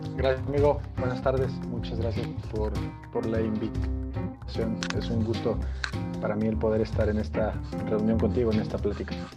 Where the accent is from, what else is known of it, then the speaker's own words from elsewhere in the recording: Huauchinango, Puebla, Mexico; moved away as an adult; now in Mexico City, Mexico; mi esposa y yo somos originarios de Puebla y tenemos ya como seis años viviendo en la Ciudad de México